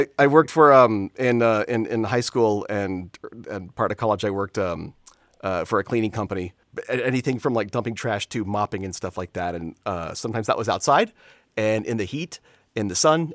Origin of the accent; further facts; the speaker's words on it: Florida, United States; Growing up in Florida